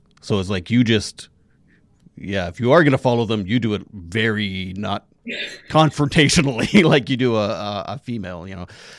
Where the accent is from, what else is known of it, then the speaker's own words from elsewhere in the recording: Saskatchewan, Canada; I grew up in Saskatchewan. I grew up probably in the very similar kind of vibe you did. Yeah. And I remember, and like I'm 45 years old.